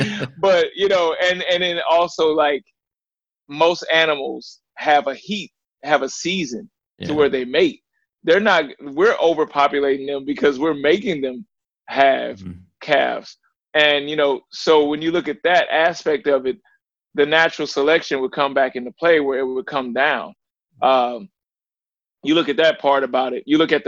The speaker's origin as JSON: {"language": "English", "region": "the South", "country": "United States", "tie": "born or raised there", "said": "I grew up in the South. I was also a butcher at one point in my life."}